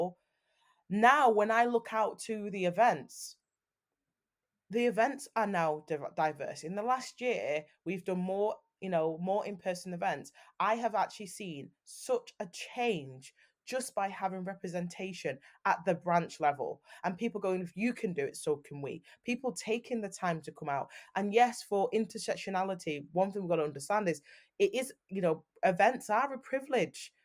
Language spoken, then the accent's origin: English; Manchester, North West England, United Kingdom; I'm from Manchester